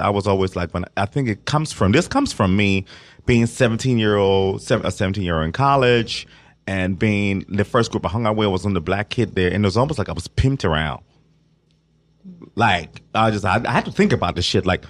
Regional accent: Ohio, United States; growing up in Ohio

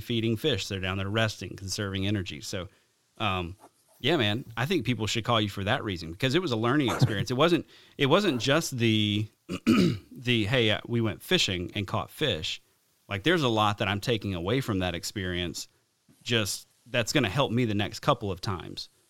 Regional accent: the South, deep South Alabama, United States; moved away; growing up in the South

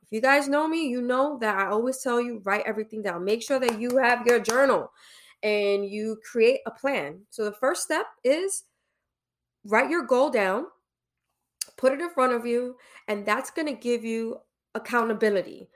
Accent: New York City, New York, United States; I'm from Brooklyn East New York

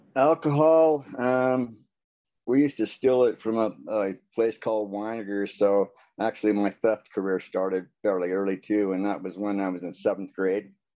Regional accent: American Fork, Utah, United States; also born or lived in Orem, Utah / Las Vegas; I'm from American Fork, Utah.

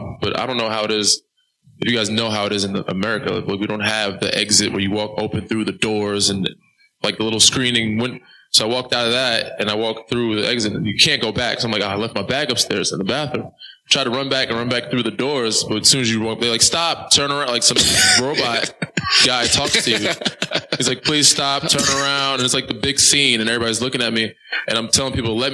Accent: New York, United States; I'm from New York

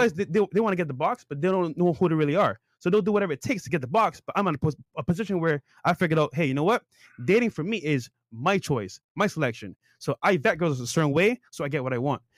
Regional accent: Barbados; now in United States; I grew up in Barbados

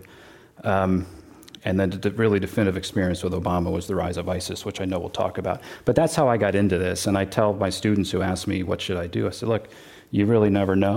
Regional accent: Connecticut, United States; moved away as an adult; also born or lived in Washington, D.C.; now in Bay Area, United States; I grew up in Connecticut, went to public schools

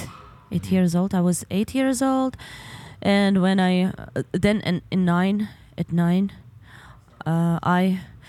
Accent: Donetsk Oblast, Ukraine; now in Kyiv, Ukraine; I need to go to my hometown. Okay. Because right now we live in Kiev, mm-hmm. and our parents they're in the Donetsk region

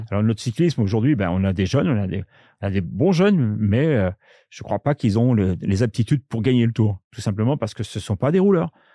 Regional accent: France; chez nous en France

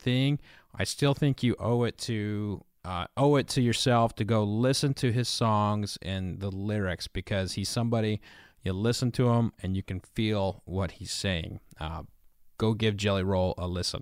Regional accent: Oklahoma City, Oklahoma, United States; moved away as an adult; now in Kentucky, United States; I'm originally from Oklahoma

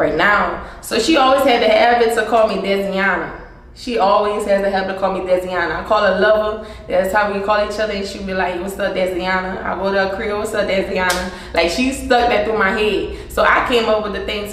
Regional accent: Breaux Bridge, Louisiana, United States; I'm from Burbridge, and it's still a small area. If you know Crawfish, you know Burbridge

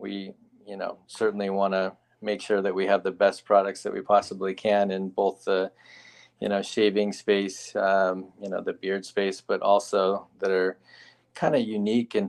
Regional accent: Southern California, United States; moved away as an adult; also born or lived in San Diego, California; now in Omaha, United States; I'm born and raised in Southern California

